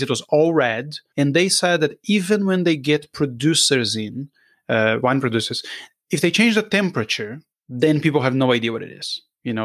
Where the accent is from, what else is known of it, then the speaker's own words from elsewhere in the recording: Brazil; I'm from Brazil